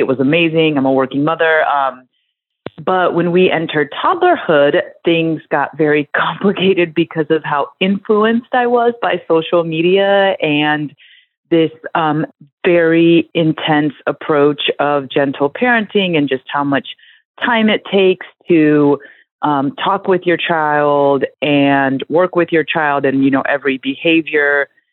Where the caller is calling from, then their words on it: South Carolina, United States; I'm calling from South Carolina.